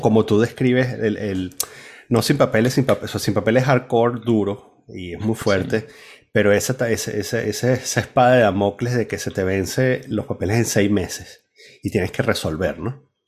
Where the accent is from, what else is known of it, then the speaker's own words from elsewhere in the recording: Venezuela; moved away; also born or lived in Spain; la única vez que fui a Venezuela después de, de haber salido, eh, lo que sentí, o sea, sí, cuando entré a casa de mis padres